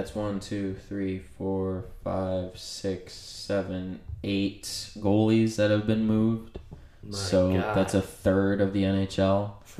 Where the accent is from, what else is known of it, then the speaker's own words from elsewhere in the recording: United States; We're American